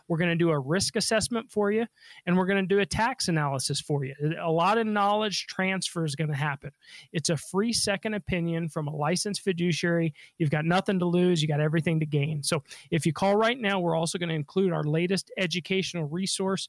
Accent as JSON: {"language": "English", "town": "Denver", "region": "Colorado", "country": "United States", "tie": "born or raised there", "said": "I was born and raised in Denver."}